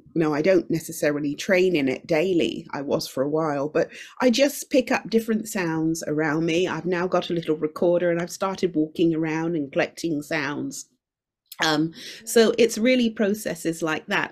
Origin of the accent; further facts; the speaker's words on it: United Kingdom; also born or lived in Shanghai; I'm Jamaican origin, but I grew up in the UK